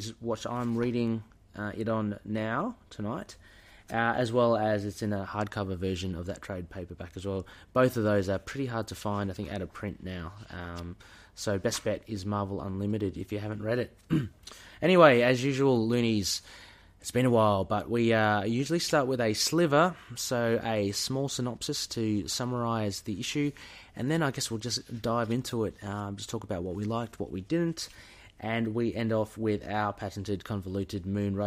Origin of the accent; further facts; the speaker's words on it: Australia; we're Aussie